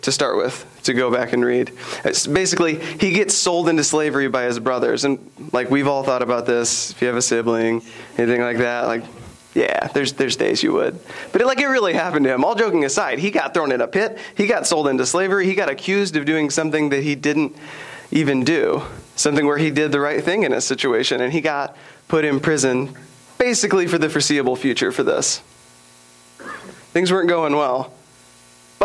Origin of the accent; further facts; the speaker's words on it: Sherman, Texas, United States; I grew up in Sherman, Texas.